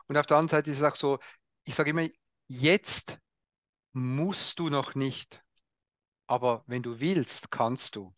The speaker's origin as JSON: {"language": "German", "country": "Switzerland", "said": "Bin, bin, halt Schweizer"}